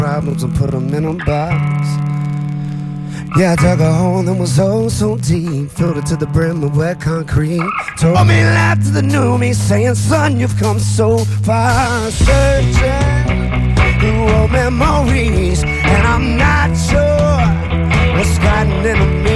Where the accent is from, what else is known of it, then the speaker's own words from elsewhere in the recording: Georgia, United States; now in Jacksonville, United States; I live in Jacksonville, but okay. I'm originally from Georgia.